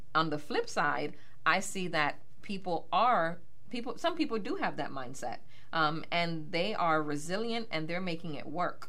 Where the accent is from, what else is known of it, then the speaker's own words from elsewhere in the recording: Miami, Florida, United States; moved away as an adult; also born or lived in Bronx, New York; now in Pittsburgh, United States; born in the Bronx, New York, oh. and um, raised in Miami, Florida